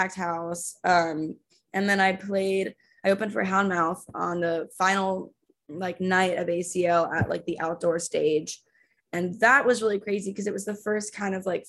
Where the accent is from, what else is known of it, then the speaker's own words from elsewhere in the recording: Texas, United States; also born or lived in Austin; I'm from Texas